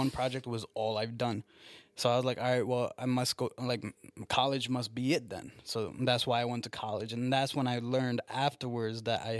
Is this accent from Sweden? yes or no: no; Newburgh, New York, United States; From Newburgh.